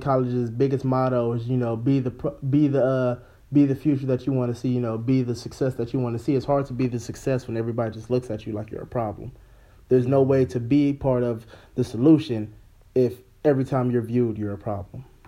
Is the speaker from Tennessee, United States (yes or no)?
no; Los Angeles, California, United States; moved away as an adult; now in Sterling, United States; I come from Los Angeles, when you know you grew up around prejudice all the time